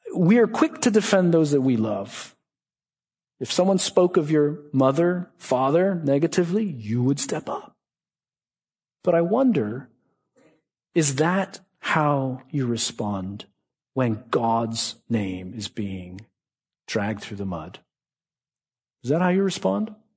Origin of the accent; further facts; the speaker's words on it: Boston, Massachusetts, United States; I'm from Boston